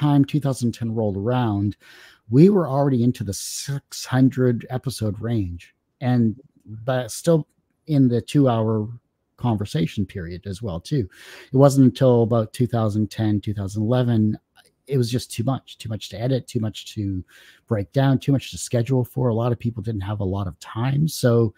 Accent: Windsor, Ontario, Canada; No, I'm Canadian. I was born and raised in Windsor, Ontario, and I'm still here

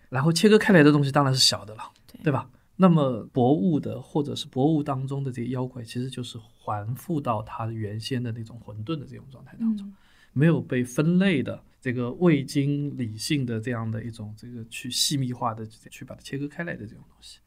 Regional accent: China; 按照我们中国人的术语来说

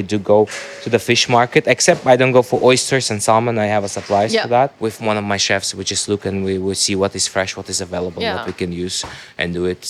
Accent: Dubai, United Arab Emirates; I grew up in Dubai

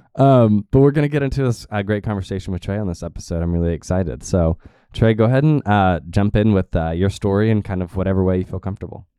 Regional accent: Tulsa, Oklahoma, United States; I grew up here

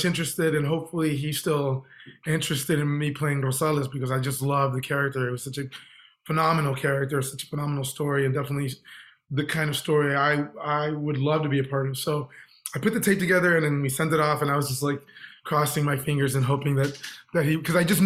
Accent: Texas, United States; I'm from Texas

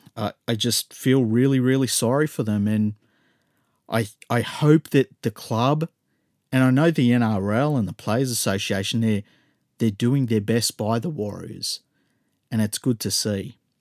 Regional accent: Australia; as an Australian

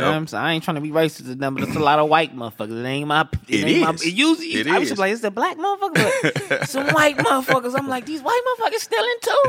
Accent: Los Angeles, California, United States; Yeah, born and raised, South Central Los Angeles.

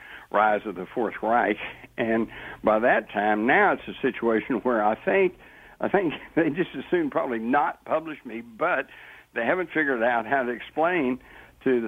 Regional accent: Texas, United States; growing up in Texas

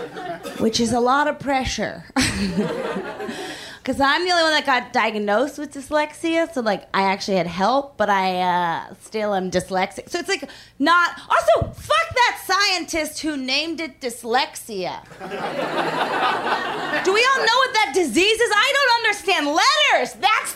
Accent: Philadelphia, Pennsylvania, United States; moved away as an adult; also born or lived in New York; I'm from the East Coast. I just moved out here. I'm from Philadelphia

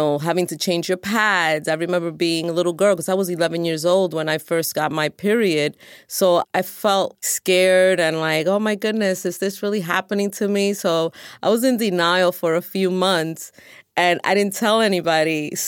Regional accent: New York City, New York, United States; I am 53 years old, and I'm from New York City

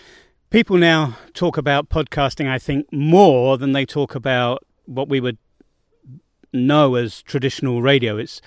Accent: London, United Kingdom

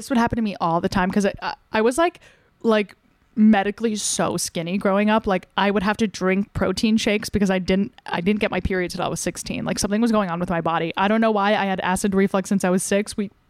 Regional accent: New Jersey, United States; So I'm from New Jersey.

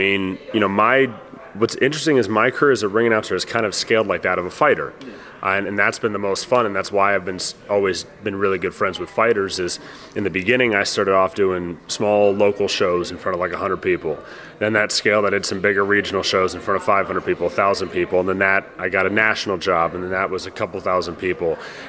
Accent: United States; I love being American.

